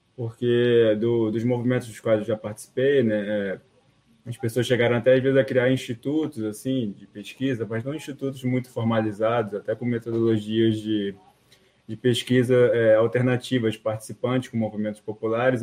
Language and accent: Portuguese; Rio de Janeiro, Brazil; eu sou do Rio de Janeiro